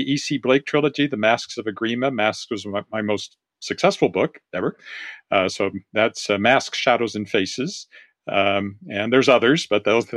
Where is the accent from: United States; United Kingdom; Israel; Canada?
Canada; Regina, Saskatchewan; my hometown of Regina